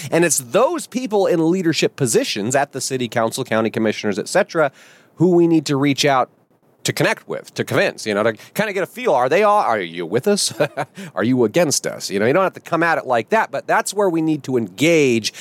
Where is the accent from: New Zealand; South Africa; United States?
United States; our first duty as American citizens